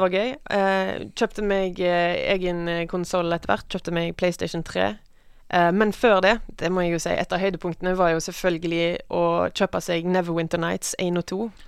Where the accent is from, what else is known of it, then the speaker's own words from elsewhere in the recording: Western Norway, Norway; Jeg vokste opp på landet, på Vestlandet